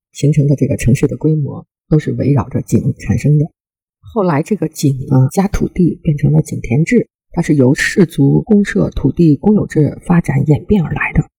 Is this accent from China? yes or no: yes; China; 我们中国人